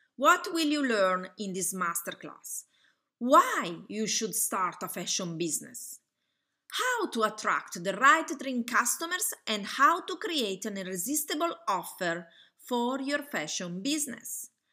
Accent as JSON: {"language": "English", "country": "Italy", "accent": "Italian", "second_language": "English", "said": "I'm Italian. You probably can hear from my accent."}